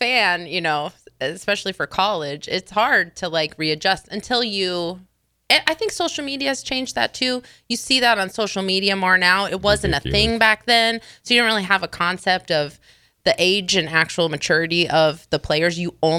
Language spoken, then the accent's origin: English; Iowa, United States; Yes, I grew up in Iowa. I was born in Iowa.